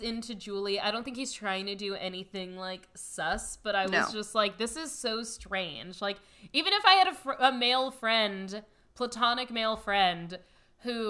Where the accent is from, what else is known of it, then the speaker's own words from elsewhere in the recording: California, United States; accent: California; my California accent